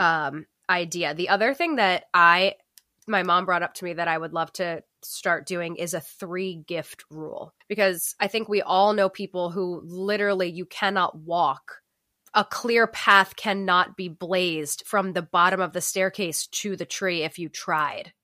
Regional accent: Northeast, United States; moved away; we're from the Northeast

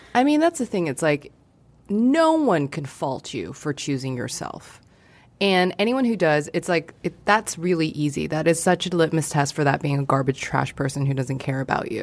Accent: Hong Kong; moved away; I grew up in Hong Kong

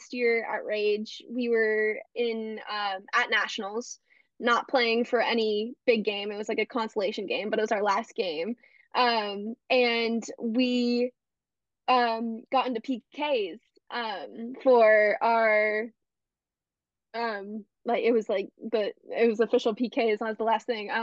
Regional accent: Bay Area, California, United States; I am from the Bay Area

